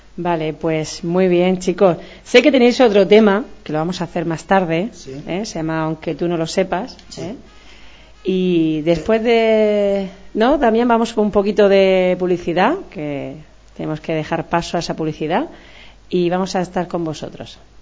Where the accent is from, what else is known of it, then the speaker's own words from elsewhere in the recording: Cartagena, Region of Murcia, Spain; somos todos cartageneros